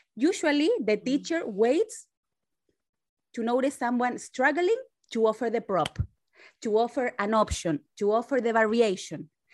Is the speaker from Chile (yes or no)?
yes; Chile; now in San Francisco, United States; I was made in Chile. Now I live in San Francisco, California. So I'm Latina